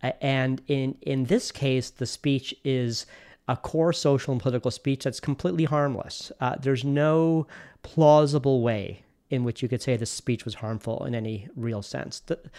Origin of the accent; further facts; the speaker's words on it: Canada; And so why that's surprising is that we're Canadian.